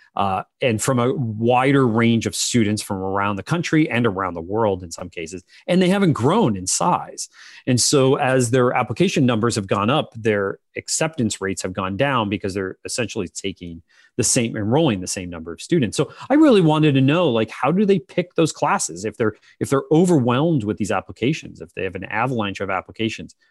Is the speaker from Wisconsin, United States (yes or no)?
no; Pennsylvania, United States; I'm from Pennsylvania